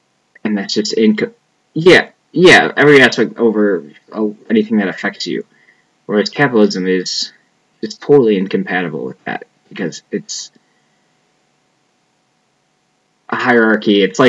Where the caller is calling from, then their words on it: Aurora, Illinois, United States; I'm calling from Aurora, Illinois.